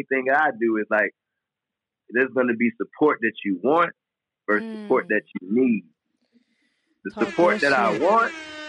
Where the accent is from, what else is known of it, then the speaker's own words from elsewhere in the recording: Detroit, Michigan, United States; But I was like, I'm from Detroit. I've been to worst places.